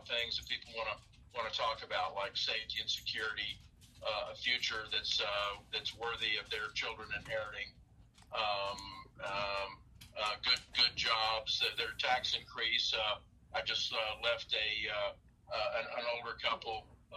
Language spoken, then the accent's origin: English; Asheville, North Carolina, United States; now in Knoxville, United States; I grew up in Asheville, North Carolina. I came to Knoxville, and then I moved away and moved back.